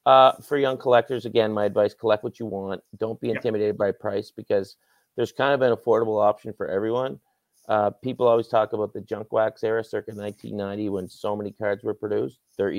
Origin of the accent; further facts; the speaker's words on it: Nova Scotia, Canada; growing up in Nova Scotia